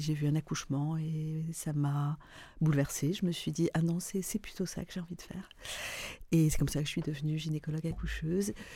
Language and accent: French; Lebanon; moved away as an adult; also born or lived in Paris; now in France; je suis libanaise.